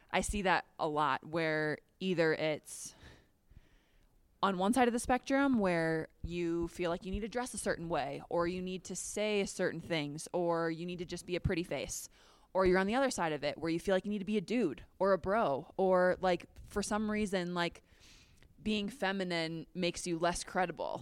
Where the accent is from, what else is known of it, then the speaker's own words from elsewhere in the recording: Minnesota, United States; moved away as an adult; also born or lived in Chicago / Florence, Italy; now in Denver, United States; I'm from Minnesota, so going home would be awesome